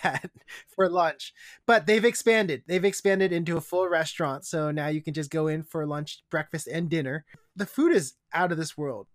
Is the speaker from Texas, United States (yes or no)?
no; Issaquah, Washington, United States; my hometown, Issaquah